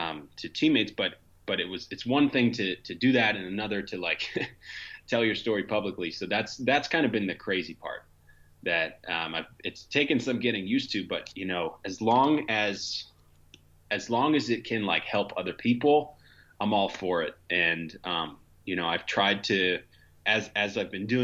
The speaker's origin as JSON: {"language": "English", "area": "Montgomery County", "region": "Pennsylvania", "country": "United States", "tie": "born or raised there", "also_born_or_lived": "Philadelphia", "said": "I was born and raised in Montgomery County, Pennsylvania"}